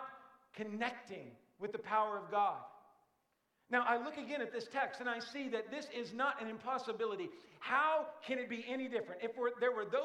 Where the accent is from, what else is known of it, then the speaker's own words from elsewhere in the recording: Brookport, Illinois, United States; It's where my hometown is.